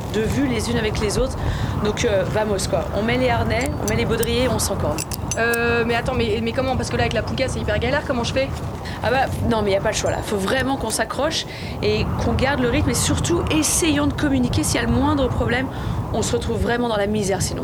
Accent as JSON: {"language": "French", "region": "the French Alps", "country": "France", "said": "je viens donc de France, hein, des Alpes"}